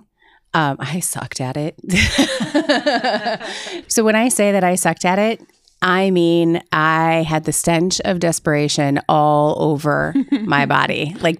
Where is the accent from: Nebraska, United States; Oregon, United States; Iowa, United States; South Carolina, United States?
Iowa, United States; Cedar Rapids; So I was born in Cedar Rapids.